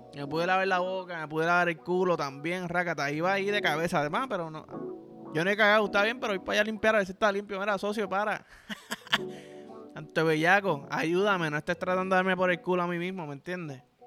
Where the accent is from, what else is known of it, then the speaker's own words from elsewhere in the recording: Puerto Rico; yo soy boricua